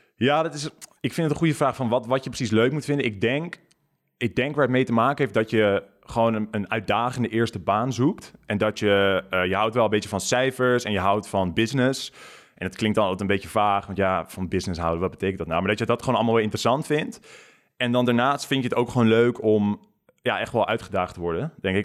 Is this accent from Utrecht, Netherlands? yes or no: no; near Gouda, South Holland, Netherlands; moved away as an adult; also born or lived in London; bij Gouda in de buurt